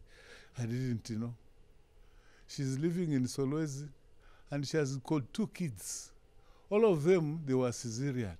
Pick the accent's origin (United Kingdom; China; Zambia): Zambia; Chingola, Copperbelt Province; I'm from Zambia.